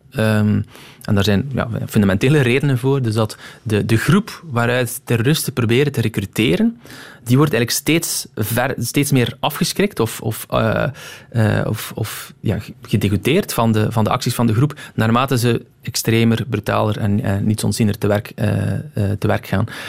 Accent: Roeselare, Flanders, Belgium; also born or lived in Moorslede; ik ben geboren in Moorsleden. Eh, maar ik heb mijn, ja, mijn, het grootste deel van mijn, eh, van mijn jeugd doorgebracht in um, in Roeselaar

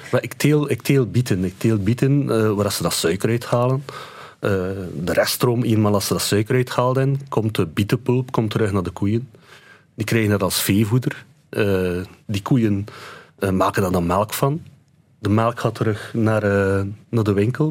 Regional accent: Ypres, Flanders, Belgium; ik ben van Ieper.

